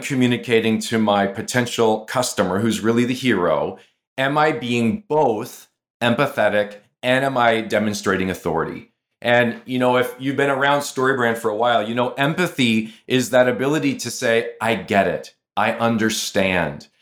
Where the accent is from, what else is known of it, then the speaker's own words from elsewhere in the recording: Canada; I'm from Canada